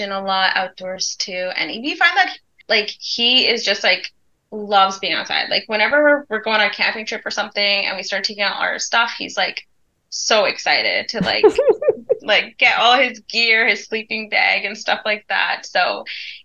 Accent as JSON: {"language": "English", "region": "Ontario", "country": "Canada", "tie": "born or raised there", "moved": "yes", "said": "we were born in Ontario"}